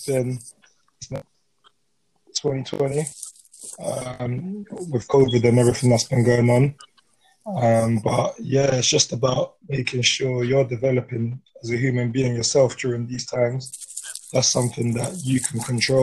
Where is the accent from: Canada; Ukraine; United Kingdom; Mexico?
United Kingdom; London; I grew up in Aldbury Estate. Around the corner from Peckham